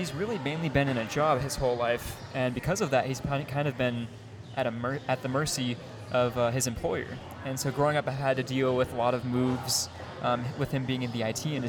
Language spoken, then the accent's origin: English; Sacramento, California, United States; born there; I was born in Sacramento, California.